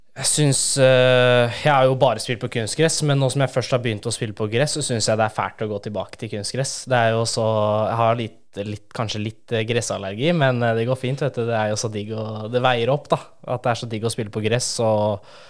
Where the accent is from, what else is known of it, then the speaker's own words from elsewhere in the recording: Oslo, Norway; moved away; jeg er fra Oslo